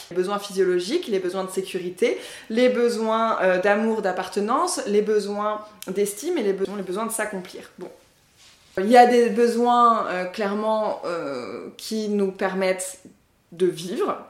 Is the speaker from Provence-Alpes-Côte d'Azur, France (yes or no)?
no; Paris suburbs, Île-de-France, France; je me resitue en tant que Française, de la banlieue parisienne, certes, mais Française quand même